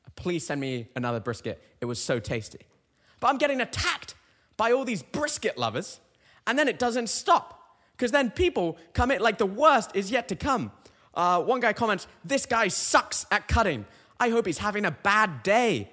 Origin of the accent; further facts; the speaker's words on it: United Kingdom; now in Connecticut, United States; I'm a Brit